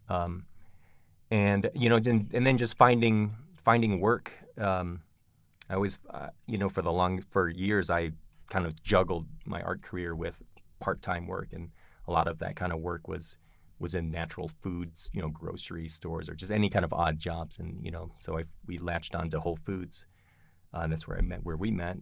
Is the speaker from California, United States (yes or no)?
no; Kalamazoo, Michigan, United States; moved away as an adult; also born or lived in Philadelphia / Ann Arbor / Tucson; now in Boulder, United States; I was raised in Michigan, in a little town called Kalamazoo.